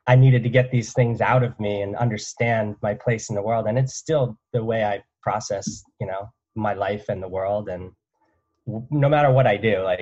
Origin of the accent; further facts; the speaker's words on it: New Jersey, United States; where I grew up from in New Jersey